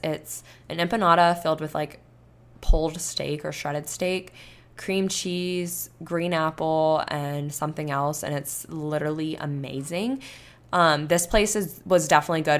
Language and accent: English; Florida, United States; now in Texas, United States; growing up in Florida